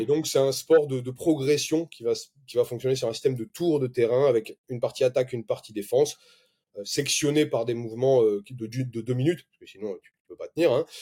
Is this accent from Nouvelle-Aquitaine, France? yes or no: yes; Bordeaux, Nouvelle-Aquitaine, France; now in Montpellier, France; je viens de Bordeaux